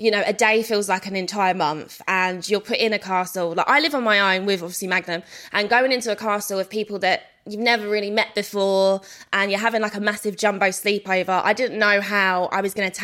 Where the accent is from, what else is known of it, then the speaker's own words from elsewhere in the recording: London, United Kingdom; I'm from South London